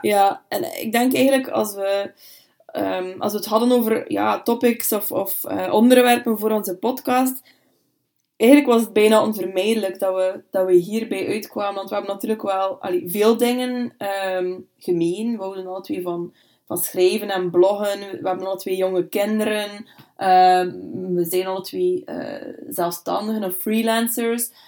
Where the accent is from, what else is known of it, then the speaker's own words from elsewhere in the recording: Bruges, Flanders, Belgium; also born or lived in Brussels; now in Ypres, Belgium; ik ben eigenlijk afkomstig uit Brugge